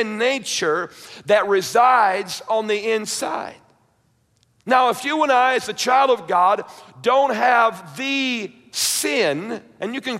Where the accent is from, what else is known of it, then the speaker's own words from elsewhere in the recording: New York, United States; growing up in the church, and I was raised in Baptist, somewhat conservative, independent Baptist up in New York